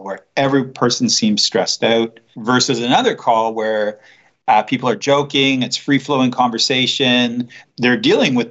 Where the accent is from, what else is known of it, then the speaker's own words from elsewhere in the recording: Canada; first language English; now in Switzerland; I'm a Canadian. I also live in Switzerland, but English is my one and only language